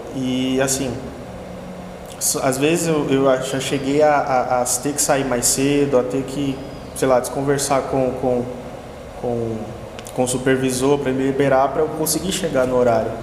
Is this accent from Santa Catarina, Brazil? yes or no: no; Piauí, Brazil; moved away as an adult; now in Santo André, Brazil; eu sou de São Paulo, mas eu passei mais da metade da minha vida morando no Piauí